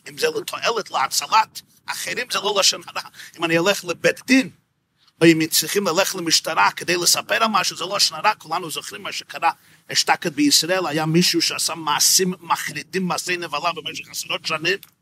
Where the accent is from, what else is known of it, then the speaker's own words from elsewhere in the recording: New York, United States; השכונה שבה גדלתי ושם נולדתי, בקרון הייטס בברוקלין, ניו יורק